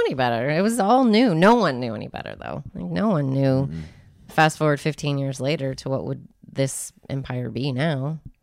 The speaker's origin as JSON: {"language": "English", "town": "Spokane", "region": "Washington", "country": "United States", "tie": "born or raised there", "said": "I grew up in Spokane"}